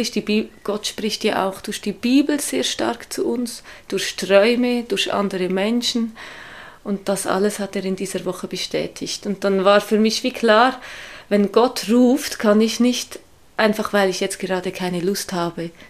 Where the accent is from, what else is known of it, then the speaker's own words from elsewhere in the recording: Switzerland; moved away as an adult; now in Hamburg, Germany; Ich komme aus der Schweiz, wie man das wahrscheinlich auch hört.